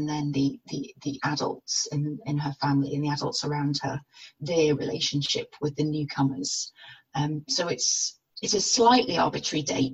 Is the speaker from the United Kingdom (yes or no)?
yes; North Wales, United Kingdom; now in England, United Kingdom; I grew up in North Wales, and my family are bilingual, and I grew up bilingual as well.